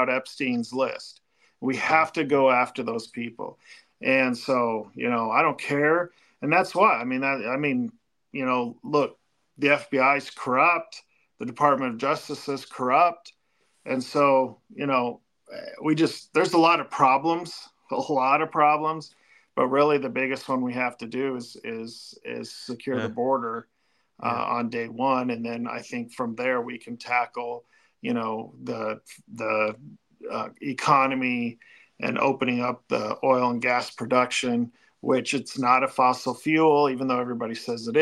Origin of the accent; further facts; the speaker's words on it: Fort Collins, Colorado, United States; in my hometown